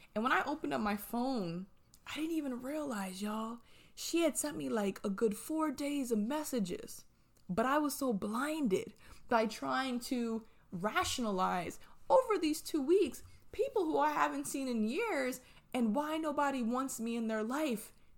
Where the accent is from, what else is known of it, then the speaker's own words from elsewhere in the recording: New Jersey, United States; moved away as an adult; now in Atlanta, United States; I'm from New Jersey and I moved to Atlanta.